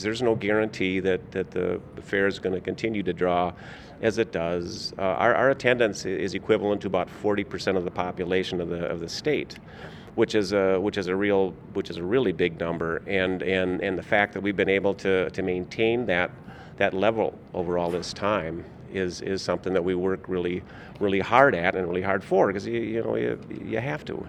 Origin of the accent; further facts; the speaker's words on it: Minnesota, United States; I grew up in Minnesota